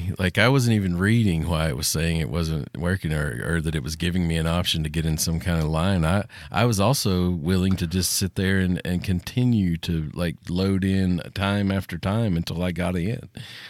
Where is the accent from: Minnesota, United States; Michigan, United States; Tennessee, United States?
Tennessee, United States; I'm from Tennessee.